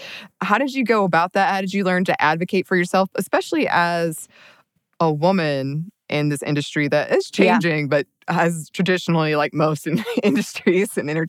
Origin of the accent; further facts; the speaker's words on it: the South, United States; moved away; being a woman raised in kind of this like southern small town